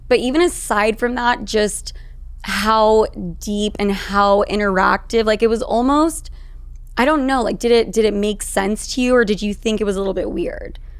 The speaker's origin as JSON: {"language": "English", "town": "Salt Lake City", "region": "Utah", "country": "United States", "tie": "born or raised there", "moved": "yes", "lives_now": "New York, United States", "said": "I grew up in Salt Lake City, Utah"}